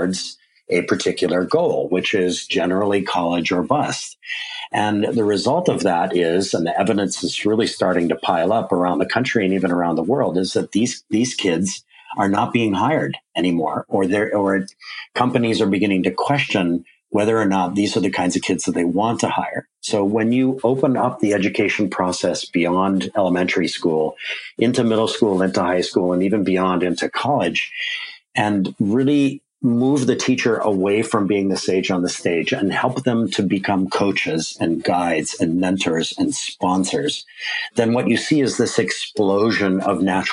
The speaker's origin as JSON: {"language": "English", "region": "Hawaii", "country": "United States", "tie": "born or raised there", "said": "my home state of Hawaii"}